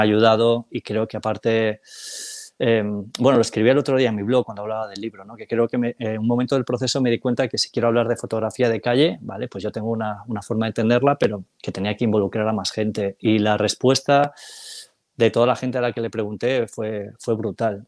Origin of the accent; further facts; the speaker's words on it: Galicia, Spain; soy gallego del 76